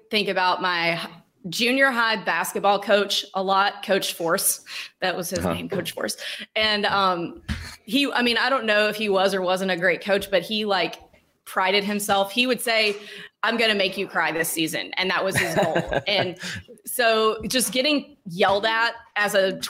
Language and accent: English; Starkville, Mississippi, United States; I'm from Starkville, Mississippi. It's a town of 20,000 people